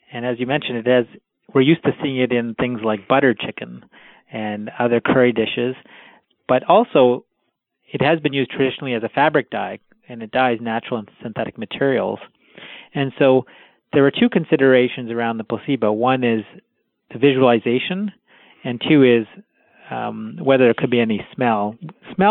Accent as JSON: {"language": "English", "country": "Canada", "tie": "born or raised there", "said": "I was born in Canada, but my parents are of Indian background"}